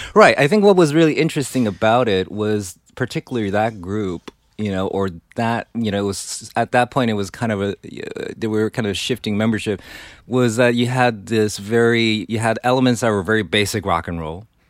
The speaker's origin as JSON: {"language": "English", "country": "Taiwan", "tie": "born or raised there", "also_born_or_lived": "New York", "moved": "as an adult", "said": "Yeah, I grew up in Taiwan. Came here for college."}